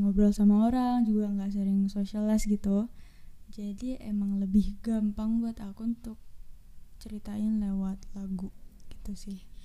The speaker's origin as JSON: {"language": "Indonesian", "town": "Malang", "region": "East Java", "country": "Indonesia", "said": "aku berasal dari Kota Malang"}